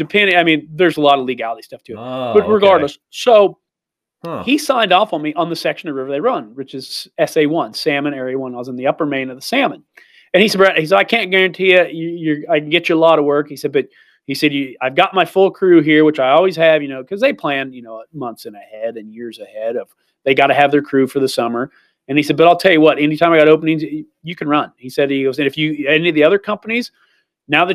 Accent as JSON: {"language": "English", "region": "Missouri", "country": "United States", "also_born_or_lived": "Idaho", "moved": "as an adult", "said": "I'm from Missouri"}